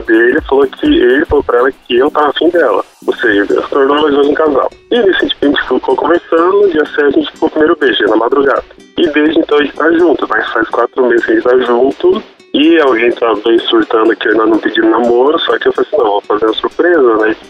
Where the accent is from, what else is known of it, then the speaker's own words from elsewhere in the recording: Paranavaí, Paraná, Brazil; also born or lived in Curitiba; now in Goioerê, Brazil; eu sou nascido em Paranavaí, aí fui para Curitiba, morei seis anos em Curitiba, de Curitiba vim para Goerê fazer faculdade.